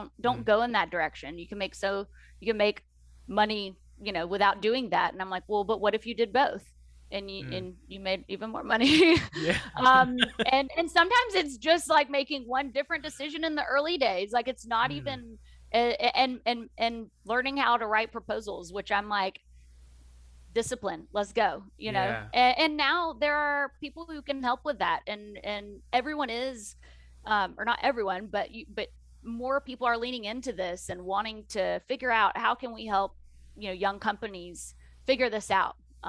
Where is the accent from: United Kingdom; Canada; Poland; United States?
United States; the South; accent: Southern; I always say that it happened because of my Southern accent and people felt sorry for me, so they showed up.